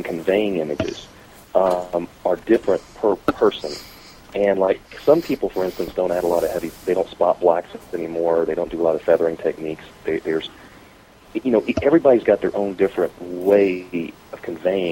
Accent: Biloxi, Mississippi, United States; my hometown of Biloxi, Mississippi

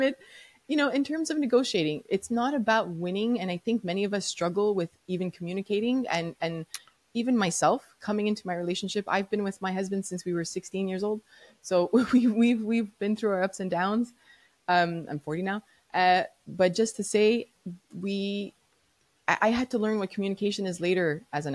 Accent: Montreal, Quebec, Canada; I'm from Montreal, Quebec, so I had to learn French no matter what

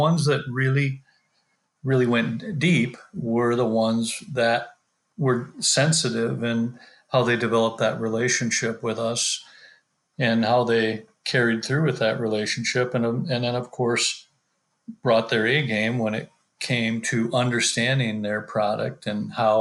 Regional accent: South Dakota, United States; since we're born and raised in South Dakota

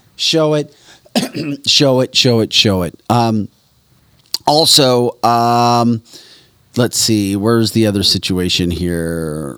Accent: St. Louis, Missouri, United States; moved away; also born or lived in Detroit; I grew up in the Saint Louis area

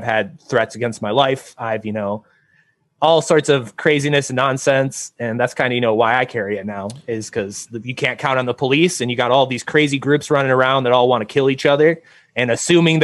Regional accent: northern Michigan, United States; moved away; also born or lived in Detroit, Michigan; I spent my childhood way in northern Michigan

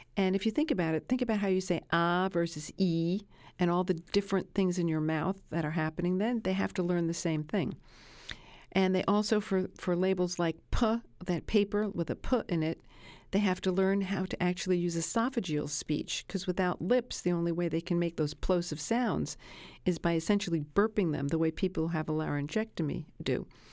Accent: Brooklyn, New York, United States; I grew up in Brooklyn

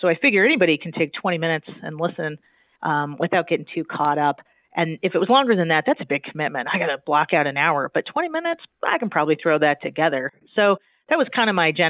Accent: Southern California, United States; moved away as an adult; also born or lived in Spain; now in Utah, United States; I grew up in Southern California

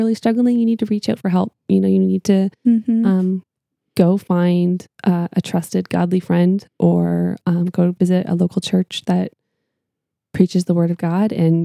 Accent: Canada; I'm Canadian.

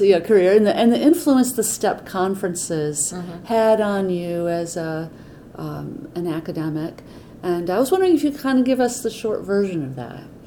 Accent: Atlanta, Georgia, United States; I'm from Atlanta

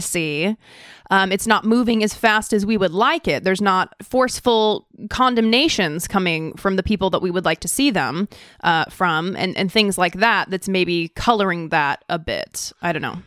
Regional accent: Idaho, United States; now in California, United States; I am from Idaho

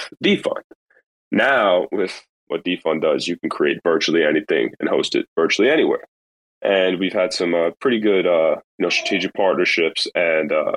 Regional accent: New York, United States; now in Florida, United States; I'm really a New Yorker at heart. I'm really a New Yorker, but since I've been down here

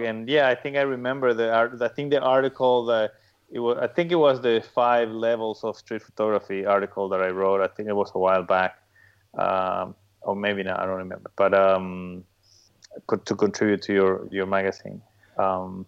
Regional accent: Paraguay; now in Miami, United States; I'm originally from Paraguay.

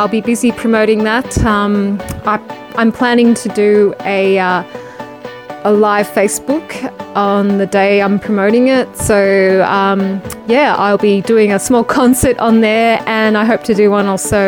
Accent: Melbourne, Victoria, Australia; in Melbourne, my hometown

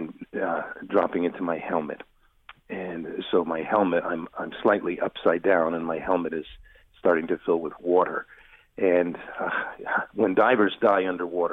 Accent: New York, United States; born and raised in New York

